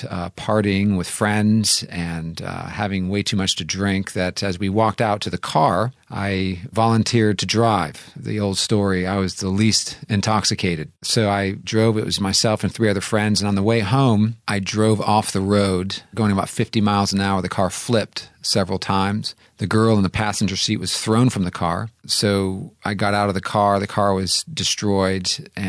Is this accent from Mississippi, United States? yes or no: no; Santa Clara, California, United States; moved away as an adult; So I am a native Californian, grew up in Santa Clara, California. So it's good to be back in my home state here this week.